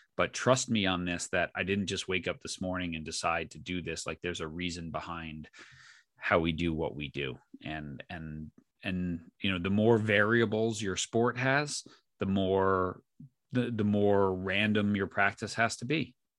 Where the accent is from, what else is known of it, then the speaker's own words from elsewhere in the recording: New York, United States; I grew up in New York